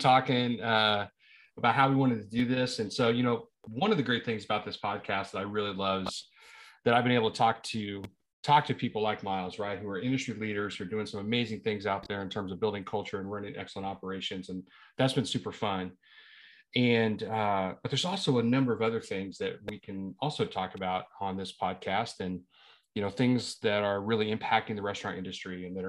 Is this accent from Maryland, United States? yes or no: no; Springfield, Missouri, United States; moved away; I grew up in Springfield, kind of Republic area